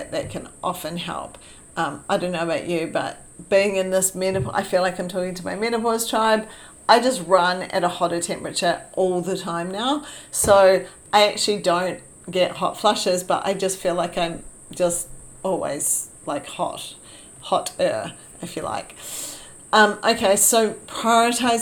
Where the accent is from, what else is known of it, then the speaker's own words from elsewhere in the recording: New Zealand; moved away; I was born in New Zealand, so it's been a few years since I went back